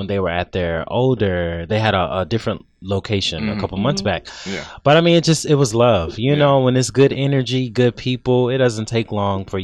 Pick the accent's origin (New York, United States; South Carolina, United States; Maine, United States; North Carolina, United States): North Carolina, United States; Charlotte; now in Atlanta, United States; I'm originally from Charlotte, North Carolina